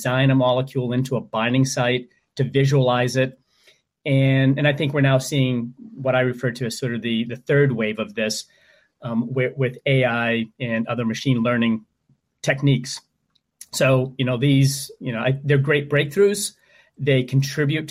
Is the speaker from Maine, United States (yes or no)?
yes; Maine, United States; my home state of Maine